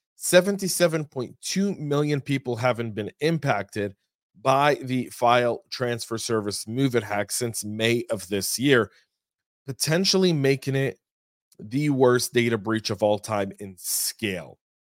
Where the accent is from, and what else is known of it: United States